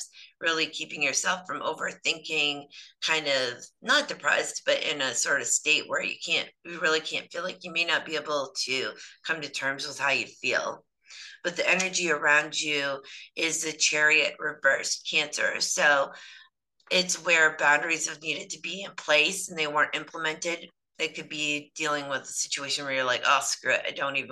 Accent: Canada; I'm terrible Canadian

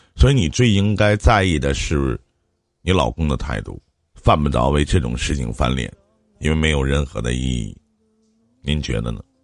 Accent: Shenyang, Liaoning, China; 我是东北沈阳这边的，我老家那边

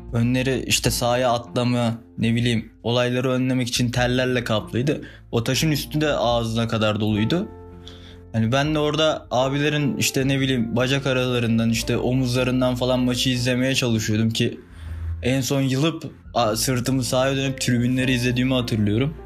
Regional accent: Akyazı, Sakarya, Turkey; born or raised there

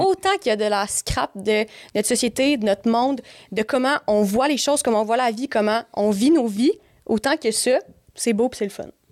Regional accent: Montreal, Quebec, Canada; moi, je suis née à Montréal. J'ai habité à Montréal ben, quand j'étais jeune.

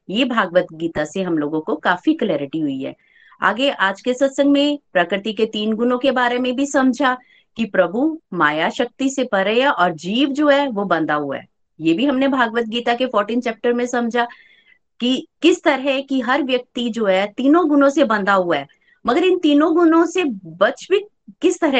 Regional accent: Chamba, Himachal Pradesh, India; चंबा से हूँ

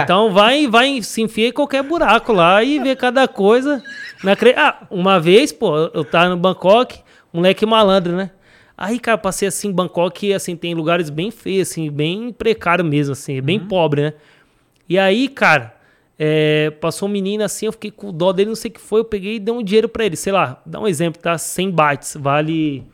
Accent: São Paulo, Brazil; moved away as an adult; now in Thailand; eu sou aqui de São Paulo.

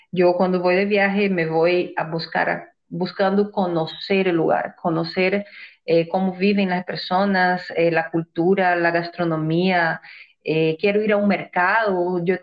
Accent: Brazil; now in Ecuador; Es mi tierra, yo sé, Brasil es mi país pero yo salí muy joven de Brasil y no conozco cómo debería de conocer mi país. Creo que conozco más Ecuador que, Brasil.

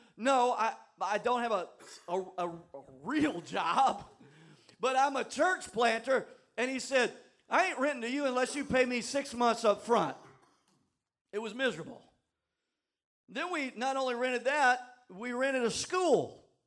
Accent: the South, United States; moved away; I'm from the South

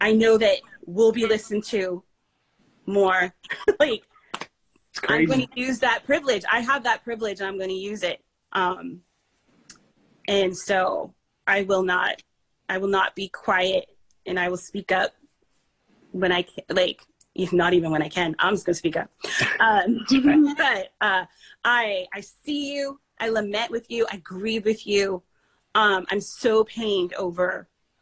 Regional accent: Canada; also born or lived in Belize; now in United States; we grew up in Canada, spent our childhood there

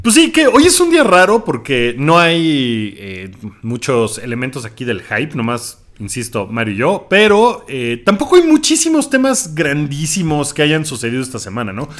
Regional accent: Mexico; soy mexicano

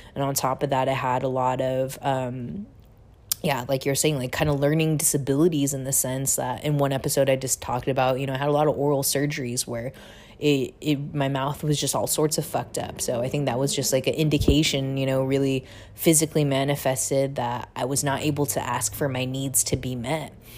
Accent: Seattle, Washington, United States; moved away as an adult; also born or lived in Busan, South Korea / San Francisco; I was adopted to a family in Seattle, Washington

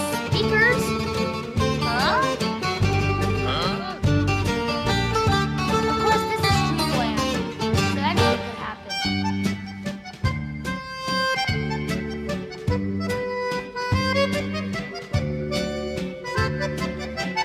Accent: Shanghai, China; moved away; Standing in my home city of Shanghai, China

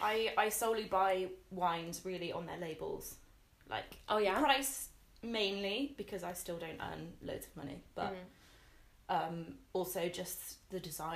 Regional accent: Devon, South West England, United Kingdom; moved away as an adult; also born or lived in Exeter / Nova Scotia, Canada; now in Bristol, United Kingdom; we came back and we settled... in a little village in the countryside in also Devon, and I grew up there

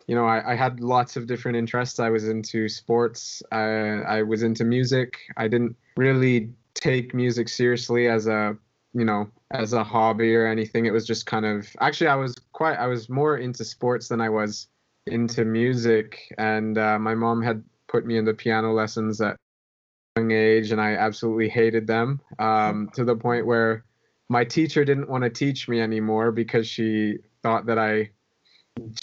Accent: Edmonton, Alberta, Canada; I'm from Edmonton, Alberta

